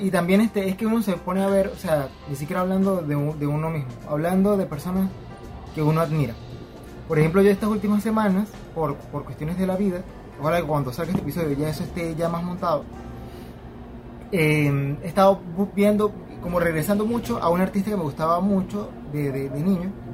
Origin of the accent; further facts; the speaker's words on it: Venezuela; moved away; Me fui de Venezuela